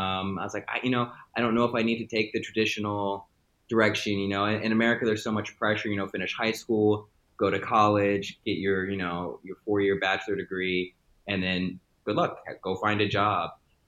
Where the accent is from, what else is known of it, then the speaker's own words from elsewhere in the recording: Maryland, United States; I'm American. I was born and raised in Maryland, moved around a lot, spent a lot of time in different parts of the East Coast as I grew up and became an individual.